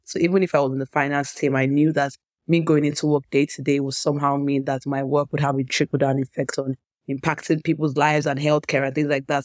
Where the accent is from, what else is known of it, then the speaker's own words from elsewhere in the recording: Nigeria; I grew up in Nigeria